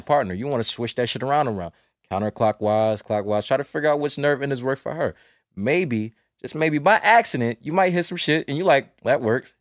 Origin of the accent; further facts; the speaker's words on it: North Carolina, United States; I'm from North Carolina